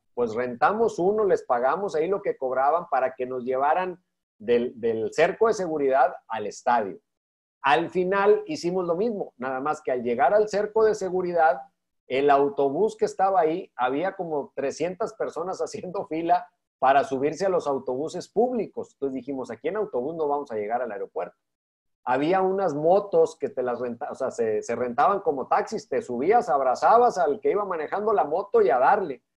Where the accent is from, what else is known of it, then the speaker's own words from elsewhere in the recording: Monterrey, Nuevo León, Mexico; siendo yo de Monterrey, viviendo toda mi infancia en Monterrey